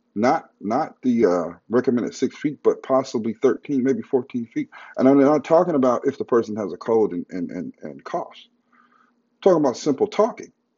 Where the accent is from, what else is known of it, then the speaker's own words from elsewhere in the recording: United States; as an American